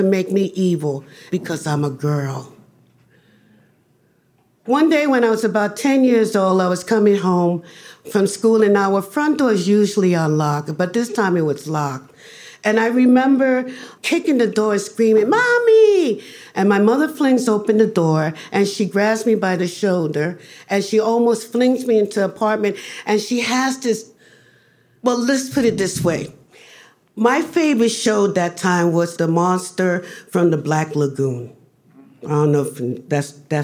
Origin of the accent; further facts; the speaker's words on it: New York City, New York, United States; I grew up in the Barrios. That's east, that was Spanish Harlem